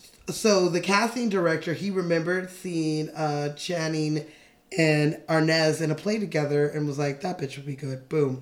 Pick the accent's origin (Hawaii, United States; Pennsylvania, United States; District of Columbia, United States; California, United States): California, United States; Los Angeles; born or raised there